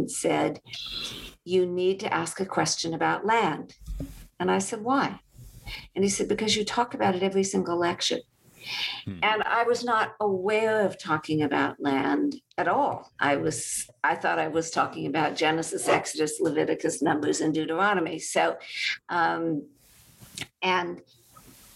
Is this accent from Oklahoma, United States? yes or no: no; California, United States; one in my life as a Californian